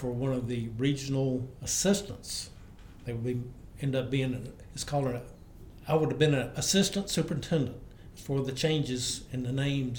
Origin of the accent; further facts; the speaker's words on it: Dickson County, Tennessee, United States; moved away as an adult; I'm from Dixon County